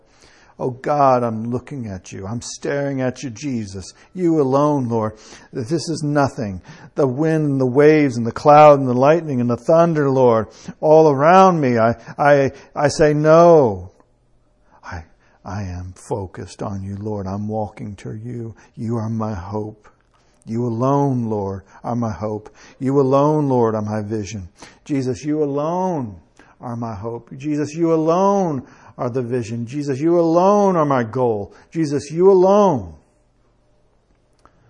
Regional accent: United States; I am an American

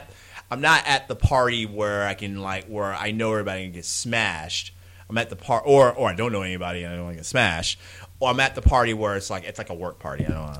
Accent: United States; I'm ugly American

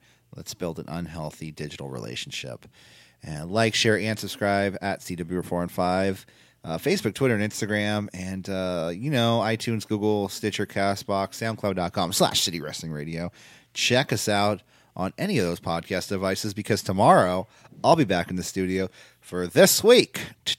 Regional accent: California, United States; I'm here to say I'm from the Bay

